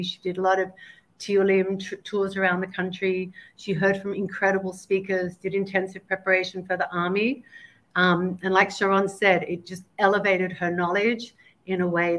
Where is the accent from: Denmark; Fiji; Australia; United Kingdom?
Australia; also born or lived in New Jersey; now in Israel; just moved to Israel with my husband about 8 months ago. We were 20 years in New Jersey. I was born in Israel. I grew up in Australia and hadn't lived here for many, many years.